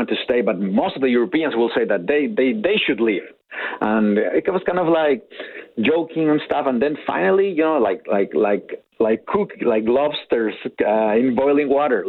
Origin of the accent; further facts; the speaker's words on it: Madrid, Community of Madrid, Spain; moved away as an adult; now in Alberta, Canada; so now I'm a proud Canadian citizen, but I'm originally from Spain